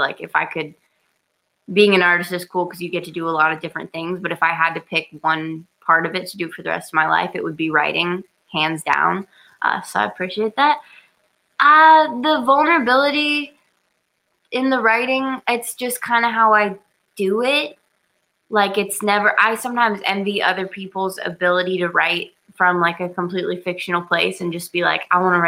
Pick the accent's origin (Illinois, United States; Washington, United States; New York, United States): Washington, United States; Sequim; I'm from a very small town called Squim